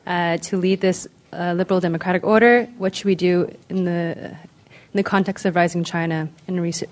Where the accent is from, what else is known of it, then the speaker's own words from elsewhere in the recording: Canada; moved away; I'm an MSCIP student here. I'm from Canada